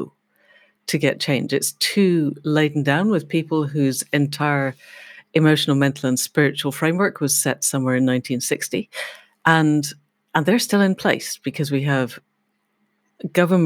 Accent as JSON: {"language": "English", "town": "Glasgow", "region": "Scotland", "country": "United Kingdom", "tie": "born or raised there", "moved": "yes", "said": "I grew up in Glasgow, which is a big industrial city"}